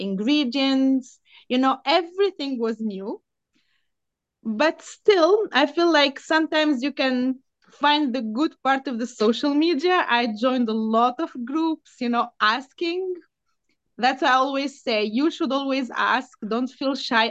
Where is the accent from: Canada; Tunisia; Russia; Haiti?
Tunisia; Tunis, Tunis Governorate; English is a second language; also born or lived in Lebanon / Dubai, United Arab Emirates; now in Bay Area, United States; I'm Tunisian. I'm from Tunis.